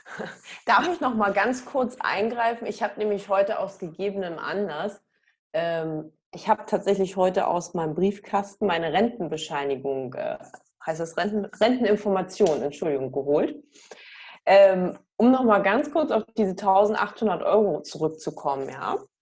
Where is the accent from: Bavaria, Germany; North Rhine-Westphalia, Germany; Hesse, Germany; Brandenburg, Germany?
Brandenburg, Germany; hometown between Cottbus and Frankfurt; now in Hamburg, Germany; meine Heimatstadt eingegeben zwischen Cottbus und Frankfurt